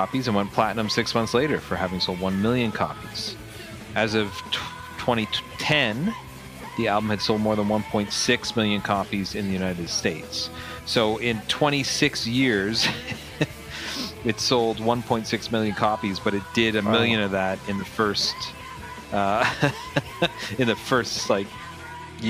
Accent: Canada; we grew up in Canada

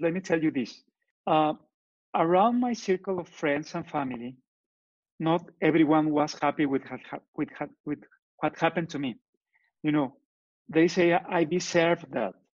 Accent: Torreón, Coahuila, Mexico; English is a second language; moved away as an adult; now in Guadalajara, Mexico; I am from Torreon, but I live in Guadalajara.

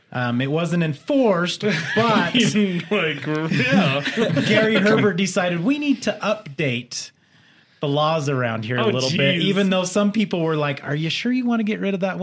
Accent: Netherlands; I'm from Holland. Isn't that weird?

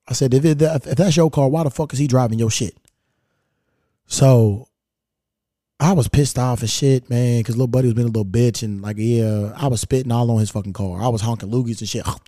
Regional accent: Kentucky, United States; now in Los Angeles, United States; I'm from Kentucky

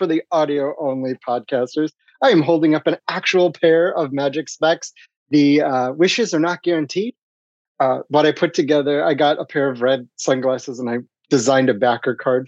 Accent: Ohio, United States; my childhood growing up in the Midwest, I grew up in Ohio

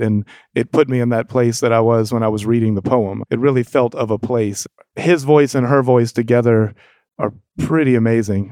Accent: Jacksonville, Florida, United States; growing up on Mente Street in Jacksonville.

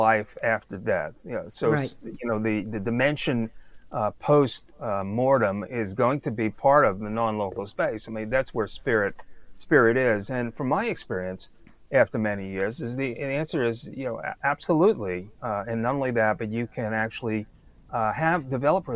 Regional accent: New York City, New York, United States; moved away as an adult; I grew up in Brooklyn

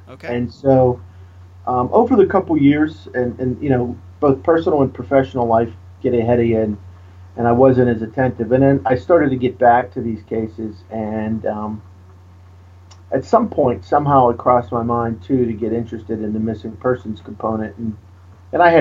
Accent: Pittsburgh, Pennsylvania, United States; you know, we're both from the Pittsburgh area. My uh, graduate degrees are from Duquesne University, and my bachelor's degree is from Grove City College.

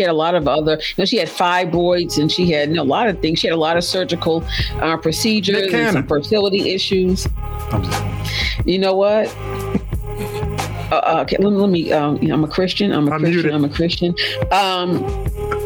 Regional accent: Boston, Massachusetts, United States; moved away; representing Boston. Hey, my hometown.

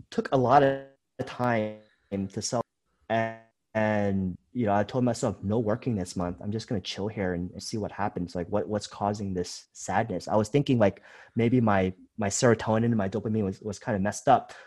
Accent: United States; moved away as an adult; also born or lived in Thailand / Vietnam; I was born and raised in America

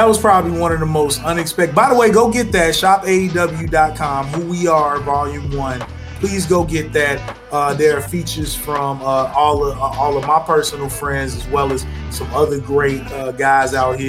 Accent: Chicago, Illinois, United States; look at my hometown.

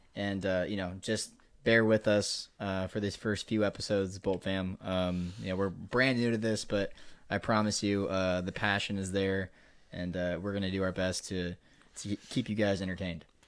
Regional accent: Nebraska, United States; We are Midwesterns, Midwesterners, I should say. Um, both born and raised in Nebraska

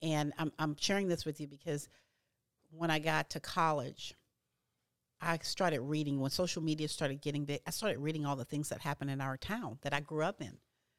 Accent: Louisiana, United States; I'm from Louisiana, and my grandfather and all his brothers had hundreds and hundreds of acres of land

